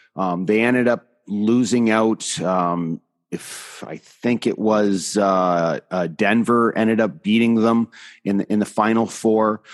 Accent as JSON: {"language": "English", "area": "three hours north of Toronto", "region": "Ontario", "country": "Canada", "tie": "born or raised there", "said": "my hometown is three hours straight north of Toronto."}